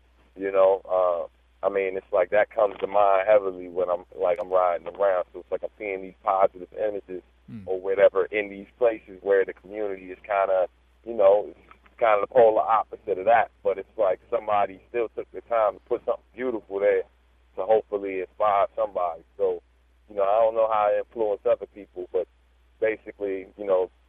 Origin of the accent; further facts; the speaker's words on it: Prince George's County, Maryland, United States; now in Baltimore, United States; growing up in Maryland, in PG County, to be specific